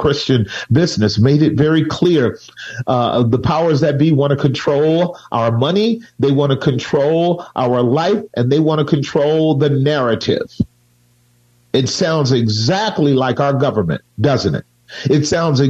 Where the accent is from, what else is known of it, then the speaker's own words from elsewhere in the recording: United States; I am American born